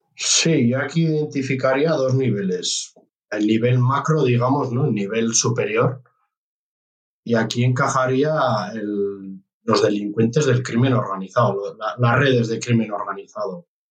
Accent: Navarre, Spain; nosotros somos Navarra, somos una comunidad pequeña, yo que provengo del ámbito rural

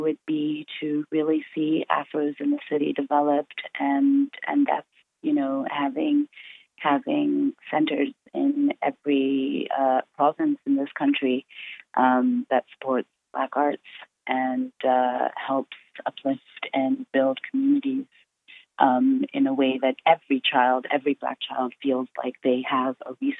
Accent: Benue, Nigeria; also born or lived in England; now in Canada; that's in Benue State. And I'm from the Tiv tribe

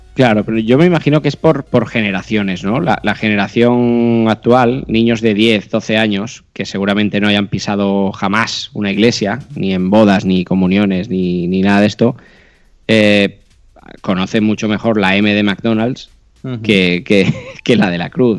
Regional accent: Catalonia, Spain; yo como catalán

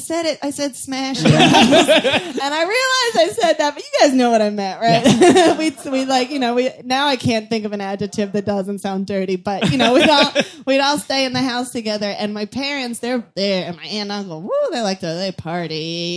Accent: Virginia, United States; I feel like I'm revealing some secret. I'm like, all right, everybody. I'm from Virginia.

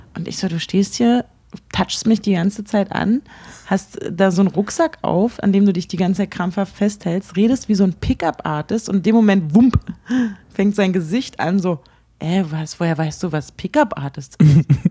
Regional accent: Berlin, Germany; ich komme nicht aus Hamburg, sondern aus Berlin

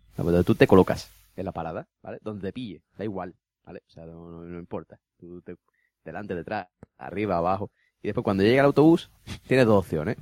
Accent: Spain; soy español

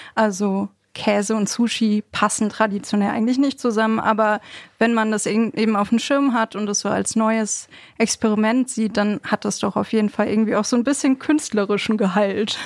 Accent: Bochum, North Rhine-Westphalia, Germany; Ich bin ja in Bochum groß geworden

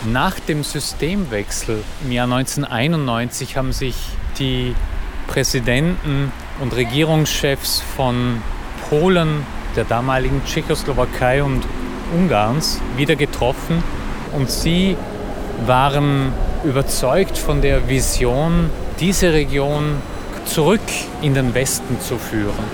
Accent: Austria; now in Budapest, Hungary; Ich bin Österreicher und ich lebe jetzt in Budapest schon seit fast 20 Jahren.

